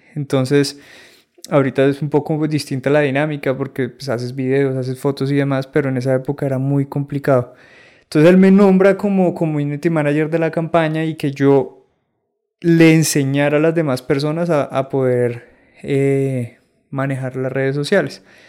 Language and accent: Spanish; San Andrés and Providencia, Colombia; moved away; also born or lived in Bogotá; yo soy de San Andrés Islas